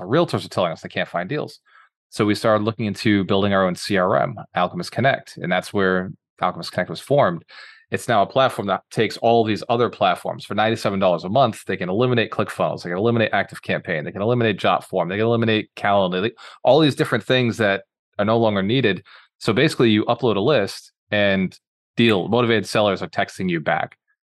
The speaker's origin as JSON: {"language": "English", "town": "Fall River", "region": "Massachusetts", "country": "United States", "also_born_or_lived": "Boston", "moved": "yes", "lives_now": "Tampa, United States", "said": "I'm actually from Boston. So the city you're living in right now, before I moved to Tampa, I was from there, is a little city about an hour south called Fall River"}